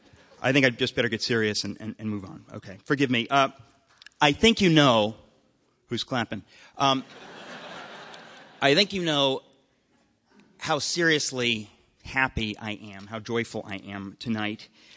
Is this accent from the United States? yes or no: yes; Danbury, Connecticut, United States; I grew up in Danbury, Connecticut, spent years there